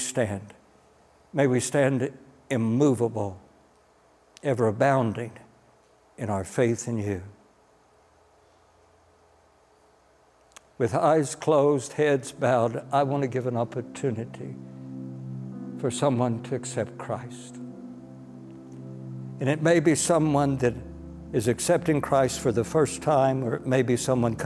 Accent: United States; as an American

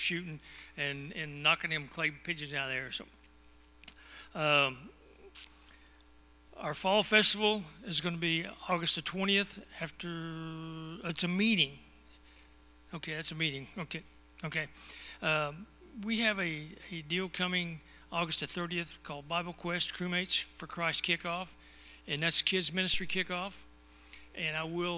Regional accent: Texas, United States; I am from Texas

